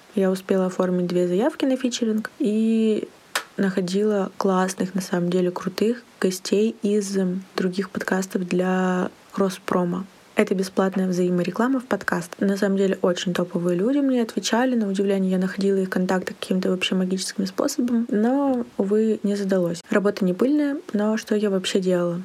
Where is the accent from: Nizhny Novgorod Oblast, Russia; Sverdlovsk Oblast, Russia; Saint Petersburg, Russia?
Sverdlovsk Oblast, Russia; Yekaterinburg; Студия подкастов «Венчур Медиа» в Екатеринбурге. откуда я родом